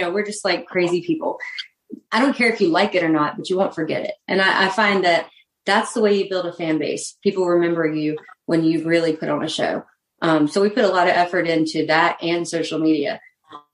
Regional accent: North Carolina, United States; North Carolina.

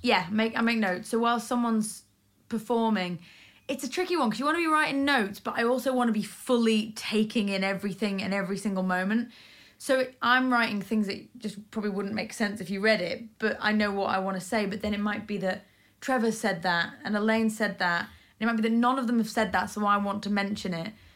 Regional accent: Isle of Man; moved away; I grew up in the Isle of Man where we had great amateur dramatics

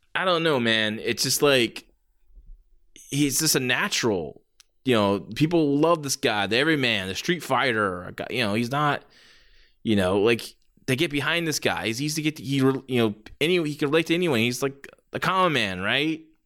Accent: San Jose, California, United States; my hometown, San Jose

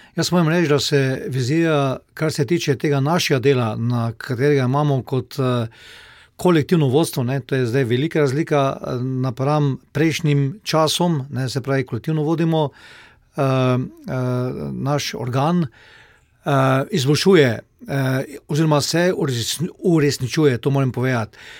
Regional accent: Slovenia

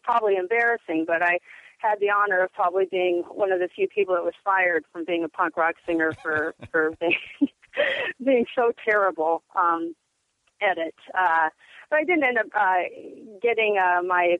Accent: Portland, Oregon, United States; Growing up in Portland in the 80s

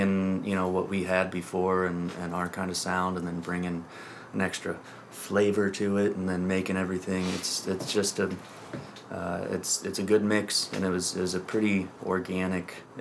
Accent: Marysville, Washington, United States; now in Seattle, United States; I was born on the east side of the state and then moved over here when I was young and grew up in north of Seattle

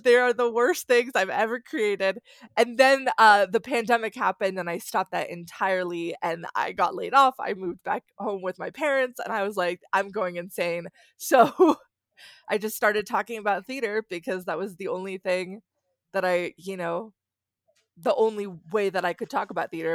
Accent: Southern California, United States; now in New York City, United States; I'm from Southern California

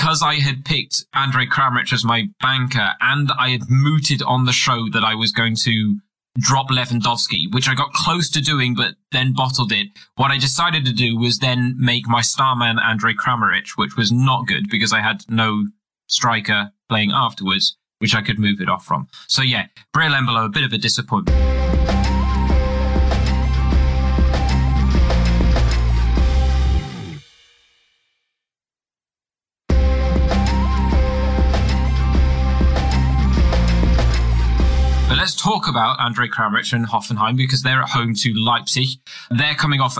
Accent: England, United Kingdom; as an Englishman

